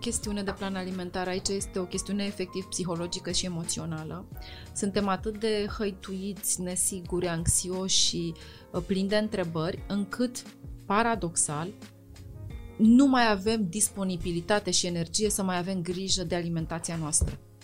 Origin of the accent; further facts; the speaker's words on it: Romania; noi ca români